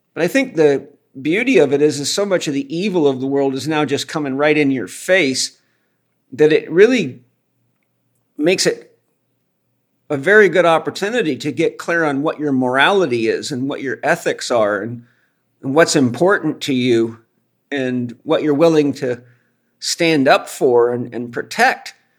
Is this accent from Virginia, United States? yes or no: no; Los Angeles, California, United States; I, am a native Californian. I was born in Los Angeles